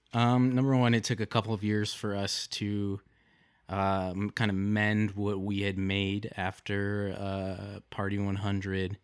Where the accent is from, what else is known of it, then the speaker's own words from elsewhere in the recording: Detroit, Michigan, United States; I'm from a suburb outside of Detroit, Michigan